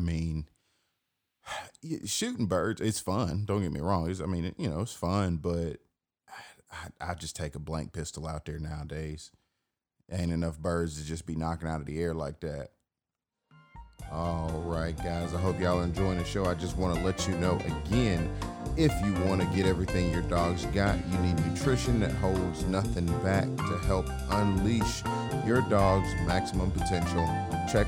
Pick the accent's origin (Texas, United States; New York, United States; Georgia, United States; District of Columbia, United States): Georgia, United States; Atlanta; I'm born and raised in Atlanta